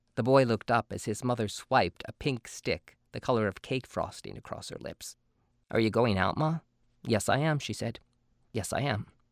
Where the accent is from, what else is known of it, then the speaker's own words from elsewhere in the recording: New Jersey, United States; I grew up in New Jersey and grew up in sort of a working class Italian Polish family